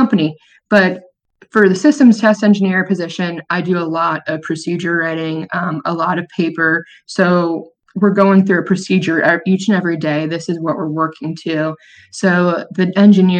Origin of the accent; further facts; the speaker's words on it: Orlando, Florida, United States; growing up in Orlando